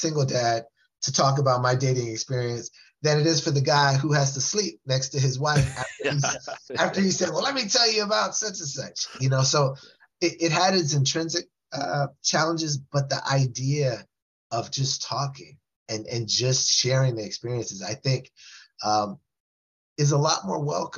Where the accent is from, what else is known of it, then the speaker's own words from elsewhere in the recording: West Coast, United States; I was from the West Coast